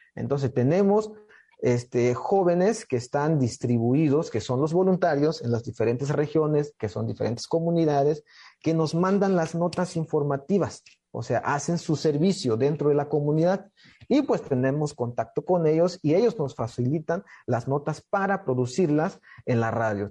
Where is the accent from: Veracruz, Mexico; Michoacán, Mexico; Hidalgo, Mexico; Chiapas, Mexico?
Chiapas, Mexico; Nuevo Francisco León; soy del estado de Chiapas, de una comunidad que se llama Nuevo Francisco León, de la cultura Soque